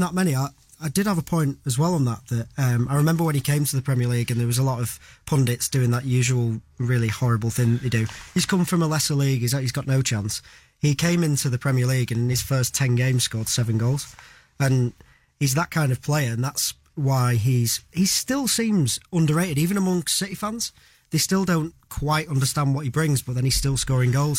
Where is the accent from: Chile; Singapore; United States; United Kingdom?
United Kingdom; England; as an Englishman